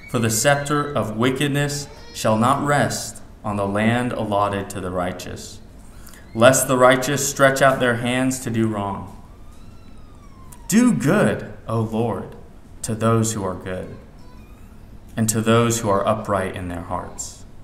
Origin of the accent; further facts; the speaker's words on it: Kansas City, Missouri, United States; now in Dubai, United Arab Emirates; You see, I grew up in Kansas City, and there are no mountains there.